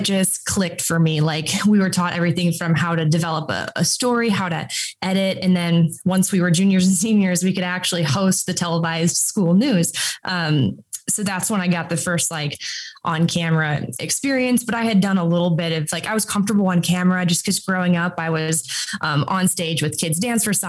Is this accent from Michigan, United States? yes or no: no; Minnesota, United States; I grew up in Minnesota, like 15 minutes from ERX.